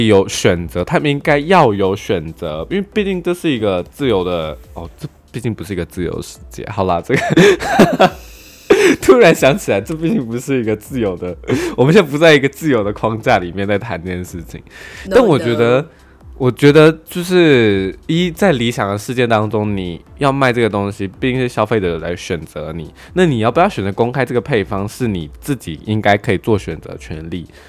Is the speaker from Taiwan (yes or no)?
yes; Taiwan; 就我们台湾人会就是为了钱出卖灵魂嘛？